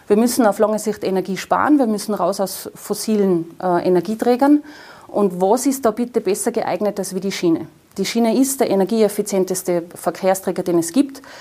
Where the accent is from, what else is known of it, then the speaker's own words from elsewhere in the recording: Tyrol, Austria; den auch ich als Tiroler Abgeordnete im Europaparlament für die Tirolerinnen und die Tiroler für die Wiebtaler, für die Unterimtaler machen kann